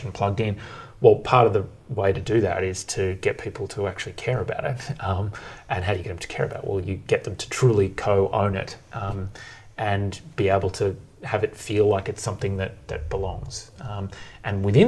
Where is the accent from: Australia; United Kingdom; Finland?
Australia; Bendigo, Victoria; growing up in Bendigo